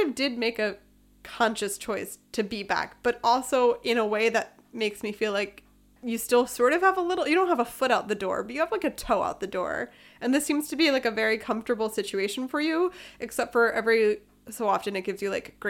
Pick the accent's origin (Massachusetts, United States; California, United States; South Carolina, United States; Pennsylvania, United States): Pennsylvania, United States; Philadelphia; moved away as an adult; now in Freiburg, Germany; my hometown of Philadelphia, or the Philadelphia area